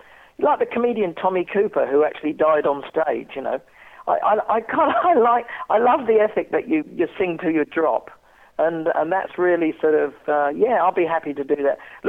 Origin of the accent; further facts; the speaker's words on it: England, United Kingdom; moved away as an adult; now in Australia; growing up in England and everybody telling you that France was the enemy